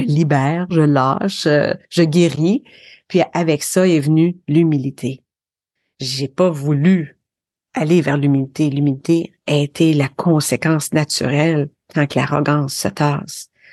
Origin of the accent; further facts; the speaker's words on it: Sherbrooke, Quebec, Canada; accent: North American; moved away; also born or lived in Windsor, Quebec / Alberta / Ontario; Je viens des cantons de l'Est euh, au Québec, une petite ville qui s'appelait Windsor, mais ensuite on est déménagé à Sherbrooke.